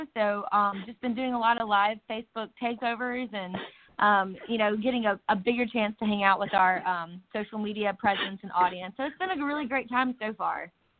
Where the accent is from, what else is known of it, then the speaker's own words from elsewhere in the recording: Mississippi Delta, United States; So we are two sisters from the Mississippi Delta.